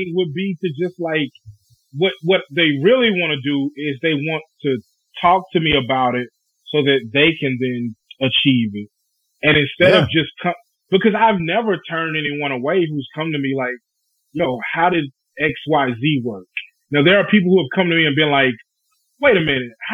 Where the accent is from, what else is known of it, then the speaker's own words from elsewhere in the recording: Bernice, Louisiana, United States; Bernice, my hometown, had an elementary and a high school